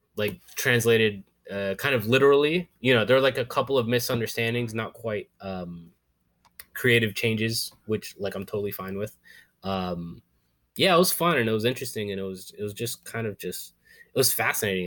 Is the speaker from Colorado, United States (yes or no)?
no; Florida, United States; moved away as an adult; now in New York, United States; I grew up in Florida, I always say yes